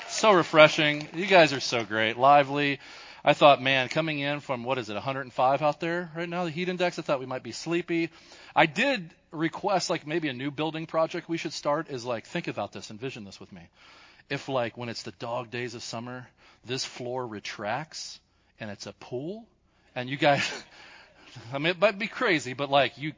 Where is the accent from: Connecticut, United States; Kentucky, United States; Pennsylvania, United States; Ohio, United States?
Kentucky, United States; accent: Kentucky; my Kentucky accent